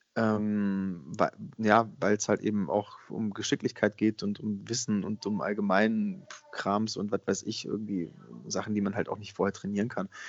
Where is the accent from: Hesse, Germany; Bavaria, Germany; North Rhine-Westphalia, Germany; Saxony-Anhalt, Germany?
Bavaria, Germany; ich komme ja aus Bayern